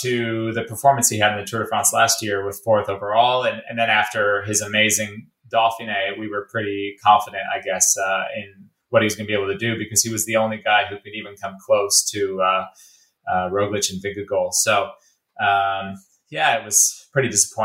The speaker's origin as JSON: {"language": "English", "town": "Detroit", "region": "Michigan", "country": "United States", "tie": "born or raised there", "said": "I was born in Detroit"}